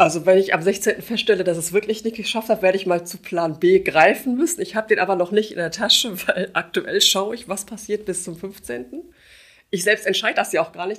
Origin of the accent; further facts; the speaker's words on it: Gevelsberg, North Rhine-Westphalia, Germany; moved away as an adult; now in Wuppertal, Germany; Ich bin äh, gebürtige Gefelsbergerin. Ich hm. war in meiner Heimatstadt schon Mitglied im Stadtrat